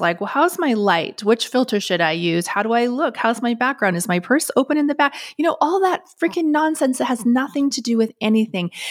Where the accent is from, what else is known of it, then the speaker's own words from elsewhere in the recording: Canada; me being Canadian